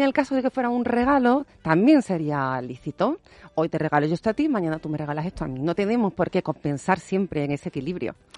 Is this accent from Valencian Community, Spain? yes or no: no; Andalusia, Spain; yo soy andaluza